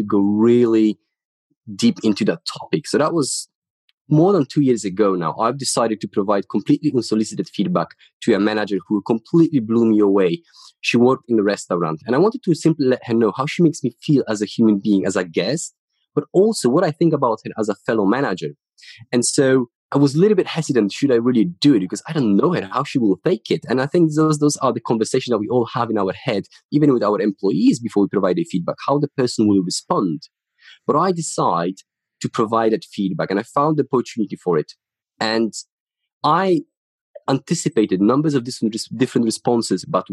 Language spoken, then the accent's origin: English; Ruda Śląska, Silesian Voivodeship, Poland; English is a second language; moved away as an adult; now in United Kingdom; So I'm from Poland. I grew up in the city called Ruda Śląska.